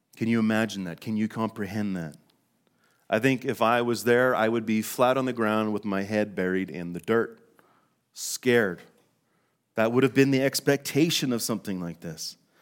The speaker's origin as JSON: {"language": "English", "town": "Fort St. John", "region": "British Columbia", "country": "Canada", "tie": "born or raised there", "moved": "yes", "lives_now": "Calgary, Canada", "said": "We were born, uh, and raised in, in northern British Columbia in a small town called Fort Saint John"}